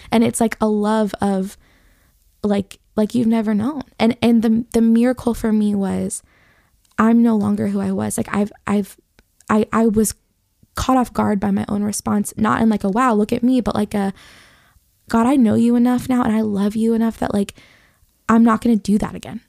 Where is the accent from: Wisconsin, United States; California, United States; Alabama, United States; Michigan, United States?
Michigan, United States; Detroit; I grew up in Detroit